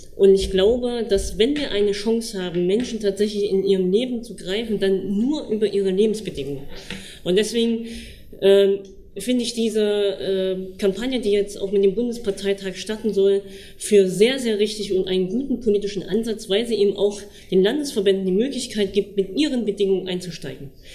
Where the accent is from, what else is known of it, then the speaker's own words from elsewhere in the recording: Thuringia, Germany; bei uns in Thüringen